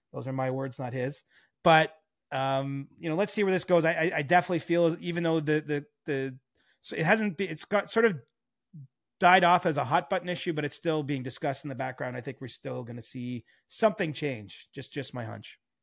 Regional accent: Cobourg, Ontario, Canada; moved away; I love Coburg, Ontario, my hometown.

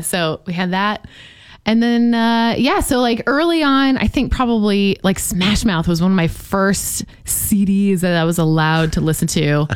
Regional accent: St. Charles, Missouri, United States; moved away as an adult; also born or lived in Jacksonville; I had some incredible music teachers growing up in St. Charles, Missouri

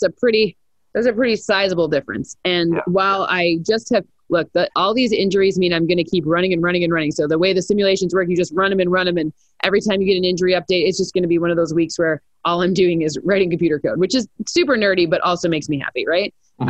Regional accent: Michigan, United States; now in Los Angeles, United States; I mean, I live in LA, so there's always like, which one's better, LA and New York? Well, I'm from Michigan, so I can say whichever one I want.

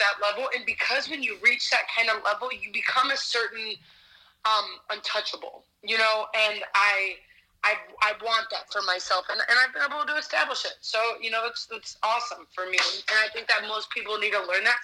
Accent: Ohio, United States; moved away as an adult; also born or lived in Cleveland, Ohio / Youngstown area, Ohio; now in Las Vegas, United States; I was born and raised in Ohio.

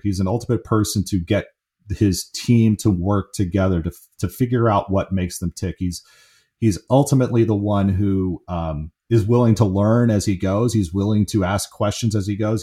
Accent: San Francisco, California, United States; I grew up in the San Francisco area

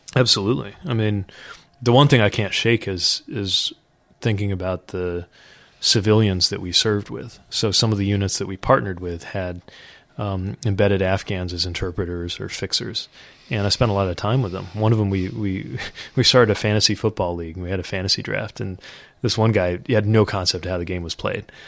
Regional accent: South Bend, Indiana, United States; it's my hometown

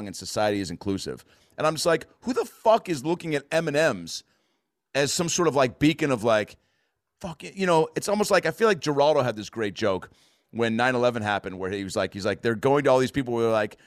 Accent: United States; I'm from America.

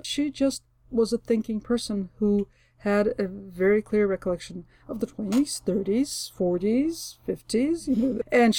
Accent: United States; also born or lived in Russia; It just so happens that I went to high school and college in this country, so I'm an American.

